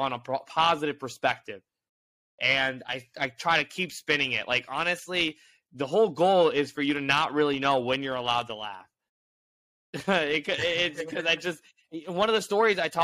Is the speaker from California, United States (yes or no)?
no; Indianapolis, Indiana, United States; moved away as an adult; now in New York, United States; I grew up in Indianapolis